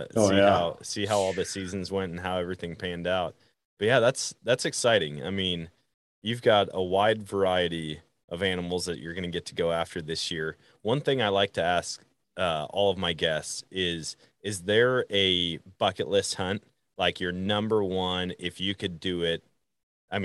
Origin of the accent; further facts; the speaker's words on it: Wisconsin, United States; I grew up in Wisconsin.